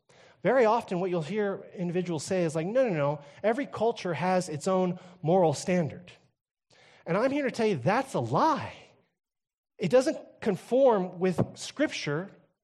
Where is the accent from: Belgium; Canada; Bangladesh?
Canada; After all, I grew up in Canada, where everything goes, right?